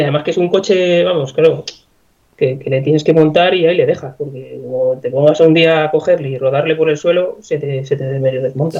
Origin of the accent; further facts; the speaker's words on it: Segovia, Castile and León, Spain; Aquí en Segovia, yo soy de Segovia